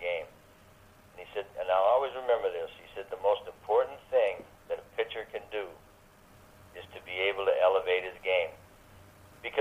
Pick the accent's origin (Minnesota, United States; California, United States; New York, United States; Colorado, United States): California, United States; Oroville; when I was a kid growing up in Oroville